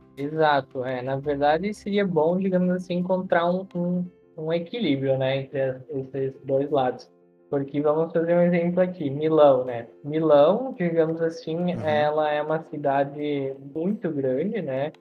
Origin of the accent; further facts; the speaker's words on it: Marau, Rio Grande do Sul, Brazil; moved away as an adult; now in Veneto, Italy; eu sou natural de Marau, no Rio Grande do Sul